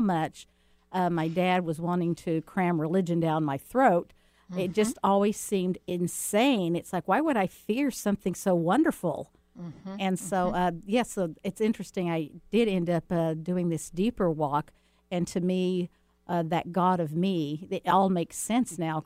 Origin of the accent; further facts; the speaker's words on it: Texas, United States; also born or lived in Alabama / Deep South; I was born in the South, born in Alabama, raised in Texas, but I did spend quite a bit of time in the Deep South